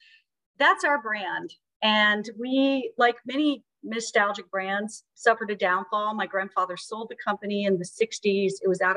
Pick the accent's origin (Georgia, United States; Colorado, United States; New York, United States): Georgia, United States; South; I'm from South Georgia. I'm used to the heat and the humidity.